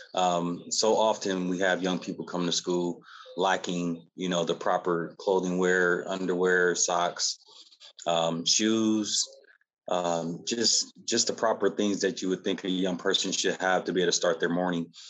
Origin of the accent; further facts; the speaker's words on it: Battle Creek, Michigan, United States; now in Lawton, United States; I'm, I'm not originally from Lawton, O, Oklahoma. I'm from Battle Creek, Michigan